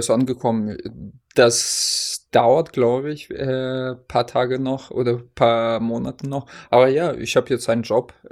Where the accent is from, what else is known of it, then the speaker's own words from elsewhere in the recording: Hesse, Germany; now in Oldenburg, Germany; hier in äh, Oldenburg gibt es auch Grünkohl im Glas. Ich glaube, das gab es bei uns in Hessen nicht.